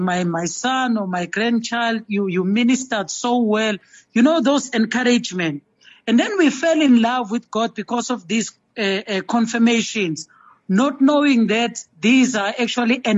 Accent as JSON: {"language": "English", "town": "Durban", "region": "KwaZulu-Natal", "country": "South Africa", "tie": "born or raised there", "said": "I grew up in Durban, KwaMashu"}